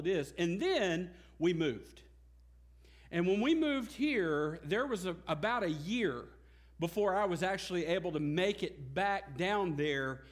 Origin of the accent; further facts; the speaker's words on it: United States; also born or lived in Lone Grove, Oklahoma; as an American